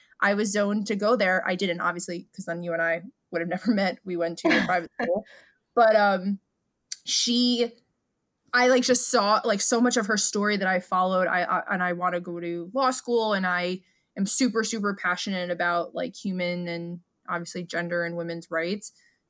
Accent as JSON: {"language": "English", "town": "New York City", "region": "New York", "country": "United States", "said": "because we're from New York"}